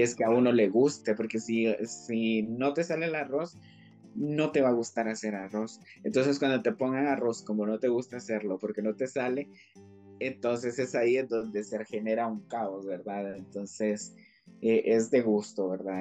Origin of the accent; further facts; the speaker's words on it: Guatemala; nuestra Guatemala